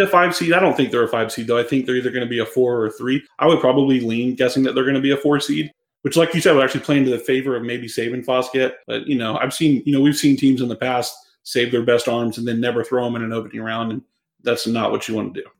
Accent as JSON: {"language": "English", "region": "Georgia", "country": "United States", "said": "I'm from Georgia. We do things slower down here"}